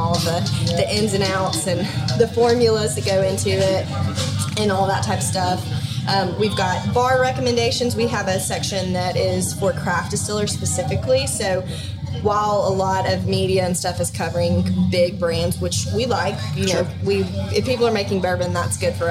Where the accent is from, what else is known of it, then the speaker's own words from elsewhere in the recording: Mississippi, United States; I grew up hunting dove, duck, and deer. And I grew up in Mississippi.